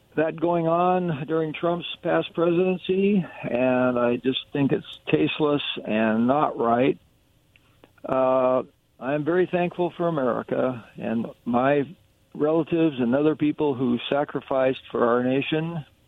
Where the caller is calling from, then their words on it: Kennewick, Washington, United States; calling from Kennewick